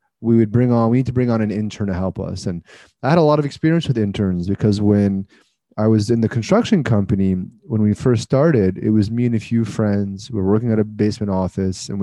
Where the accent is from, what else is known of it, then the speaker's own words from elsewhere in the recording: Canada; I'm Canadian